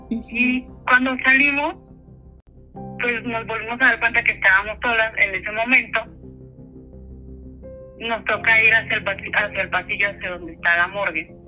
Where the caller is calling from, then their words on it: Guadalajara, Jalisco, Mexico; les hablo de Guadalajara.